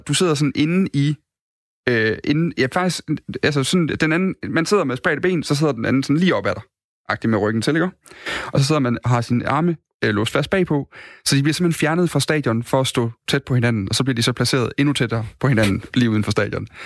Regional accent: Odense, Southern Denmark, Denmark; moved away as an adult; now in Aalborg, Denmark; Jeg kommer fra, jeg kommer fra Odense oprindeligt

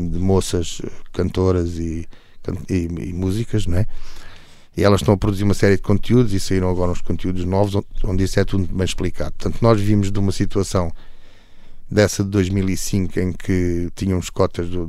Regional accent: Alentejo, Portugal; also born or lived in Almada; Portanto, eu vim do Alentejo para a Almada, eh, fiz uma vida, uma vida perfeitamente normal e feliz

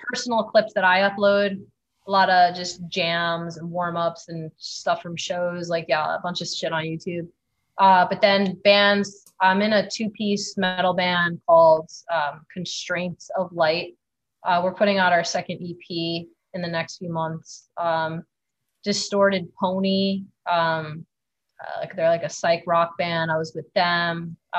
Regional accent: East Coast, United States; It's just like growing up on the East Coast, it was a beautiful place to grow up.

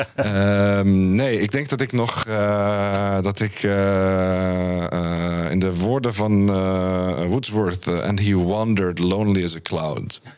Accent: Friesland, Netherlands; moved away; also born or lived in France; ik ben als niet-Fries, en mijn ouders zijn niet-Fries, eh, ben ik opgegroeid in Friesland

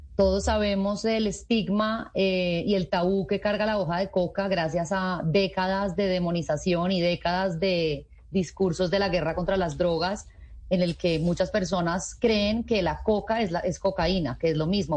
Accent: Colombia; todos como colombianos

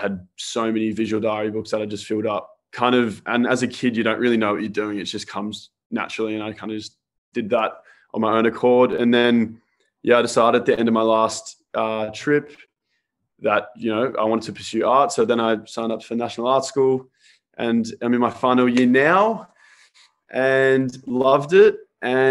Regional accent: Sydney, New South Wales, Australia; also born or lived in Melbourne, Victoria, Australia; I'm actually from Melbourne originally. So I moved to Sydney when I was about 10

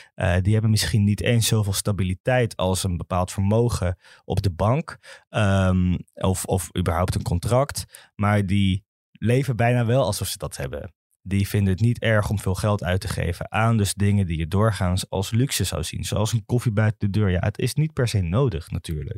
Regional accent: Amsterdam, North Holland, Netherlands; Ik kom zelf uit Zuidoost, uit de Belmer

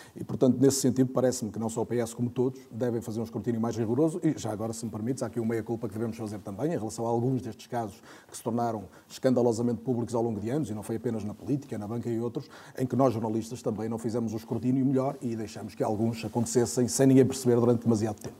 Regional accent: Paredes, Norte, Portugal; Eu sou de Paredes

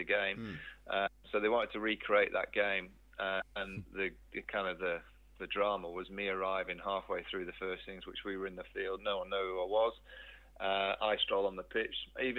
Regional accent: Sheffield, Yorkshire and the Humber, United Kingdom; also born or lived in Manchester; Moved to Sheffield, I think I was nine.

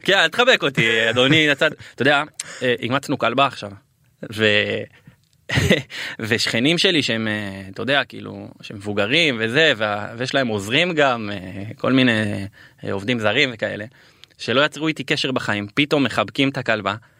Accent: Beersheba, Southern District, Israel; גדלתי אה, בשכונה אה, ד' שאז היא הייתה שכונה די קשה

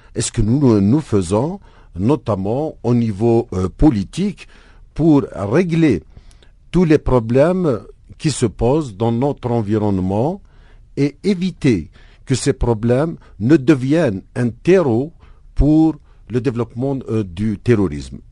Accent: Algeria; moved away as an adult; now in South Africa; en tant qu'Algérien, euh, il m'arrivait d'éviter de porter une cravate euh, dehors pour me rendre à mon boulot.

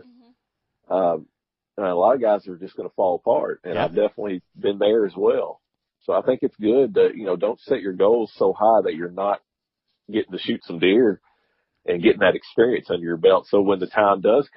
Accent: Kentucky, United States; now in Georgia, United States; I'm originally from Kentucky

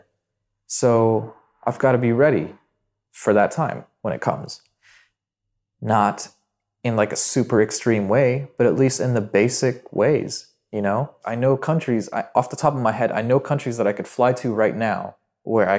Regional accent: Dubai, United Arab Emirates; English is a second language; I feel like I'm from Dubai, but I'm actually Syrian and my parents moved out here.

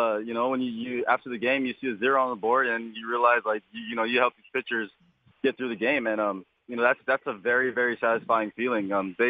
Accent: Hawaii, United States; I'm from Hawaii, so that's actually it's often.

